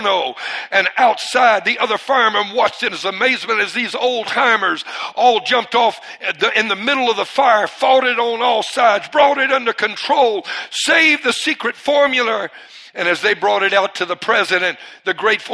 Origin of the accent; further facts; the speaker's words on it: Cajun, Louisiana, United States; I'm part Cajun. I'm Cajun